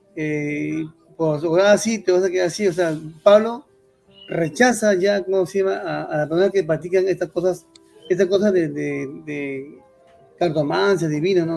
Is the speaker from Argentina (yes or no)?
no; Lima, Peru; yo crecí en un barrio, en Chorrillos, ¿cómo se dice? Chorrillos, Chorrillos Antiguo